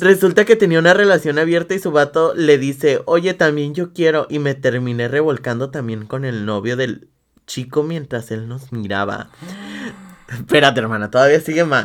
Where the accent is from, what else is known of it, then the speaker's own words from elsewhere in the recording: Guadalajara, Jalisco, Mexico; yo soy de Guadalajara.